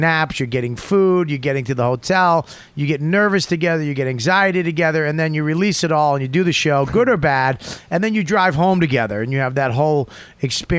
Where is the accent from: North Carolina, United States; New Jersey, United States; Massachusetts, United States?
Massachusetts, United States; Boston; I'm from Boston, Hampton Beach